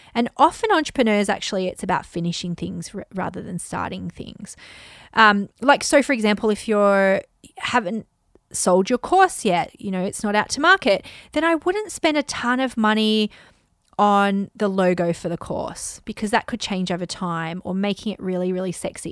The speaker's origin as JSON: {"language": "English", "country": "Australia", "tie": "born or raised there", "said": "I grew up in Australia"}